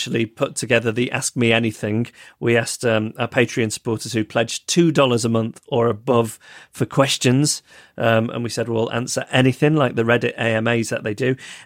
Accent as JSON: {"language": "English", "town": "Macclesfield", "region": "North West England", "country": "United Kingdom", "tie": "born or raised there", "said": "Macclesfield already, which is my hometown"}